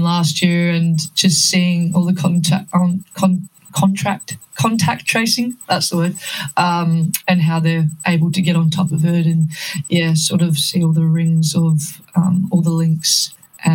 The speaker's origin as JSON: {"language": "English", "town": "Perth", "region": "Western Australia", "country": "Australia", "moved": "as an adult", "lives_now": "Melbourne, Australia", "said": "I went back home to Perth because I'm originally from Perth"}